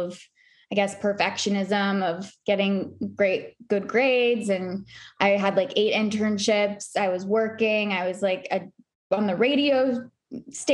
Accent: Charlotte, North Carolina, United States; also born or lived in New York City; I grew up in Charlotte, North Carolina

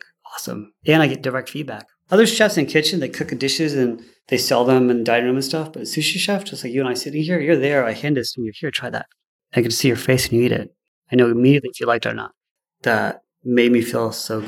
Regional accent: Houston, Texas, United States; also born or lived in Sarasota, Florida; We moved to Houston when I was 10 in 1980

